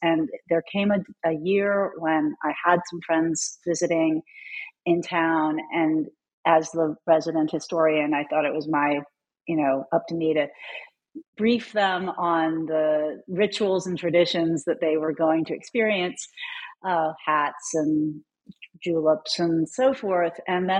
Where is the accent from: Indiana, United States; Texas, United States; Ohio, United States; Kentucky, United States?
Kentucky, United States; Louisville; Well, I am from Kentucky, so I think it started there. I was away for my PhD and, you know, got that actually in North Carolina like you. But I came home to my hometown of Louisville.